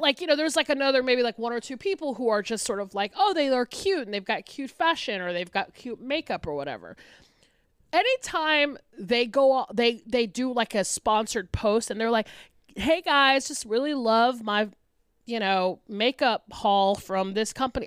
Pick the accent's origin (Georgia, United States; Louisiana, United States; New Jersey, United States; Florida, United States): Georgia, United States; Atlanta; my hometown paper, the Atlanta Journal Constitution